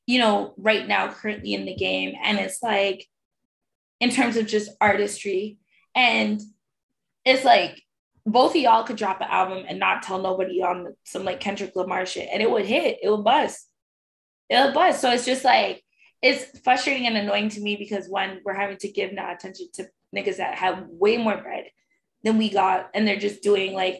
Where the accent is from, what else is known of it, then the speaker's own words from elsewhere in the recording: Toronto, Ontario, Canada; we're from Toronto